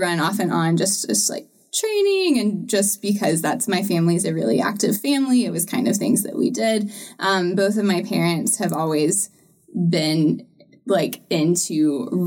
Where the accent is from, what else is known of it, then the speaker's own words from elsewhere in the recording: Georgia, United States; also born or lived in Chattanooga, Tennessee / Utah / South Florida; So I was born in Chattanooga, um, but lived sort of across the Georgia line. Lived in Utah for a little bit, moved down to South Florida, and then went to high school